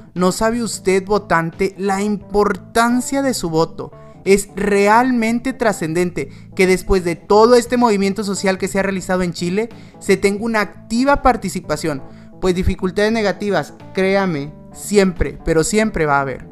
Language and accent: Spanish; Mexico; como mexicano